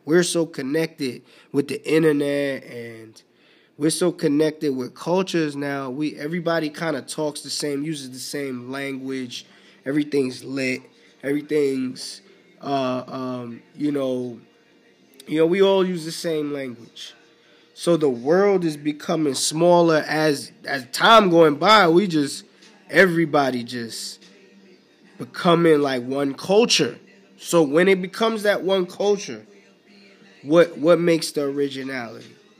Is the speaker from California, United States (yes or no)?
no; New York City, New York, United States; I grew up in the Bronx, in the boogie down Bronx in NY